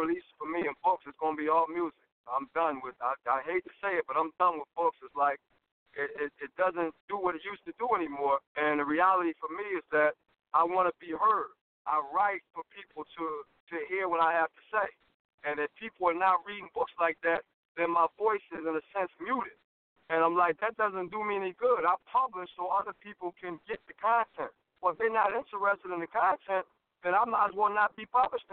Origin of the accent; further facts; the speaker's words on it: Philadelphia, Pennsylvania, United States; I come from Philadelphia